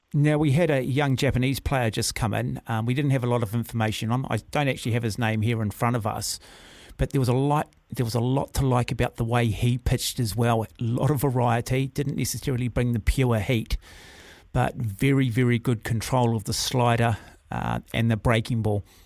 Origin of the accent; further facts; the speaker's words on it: Auckland, New Zealand; I grew up in Mount Albert